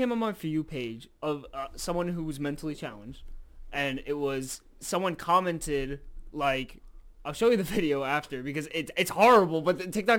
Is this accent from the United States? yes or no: yes; New York, United States; I'm from Harlem.